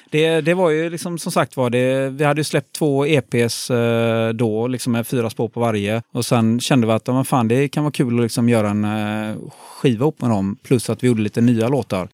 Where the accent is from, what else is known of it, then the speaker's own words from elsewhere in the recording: Gothenburg, Västra Götaland, Sweden; jag är born and raised eh, i Göteborg, eh, faktiskt på eh, bakom Avenyn, så jag är en stadsgrabb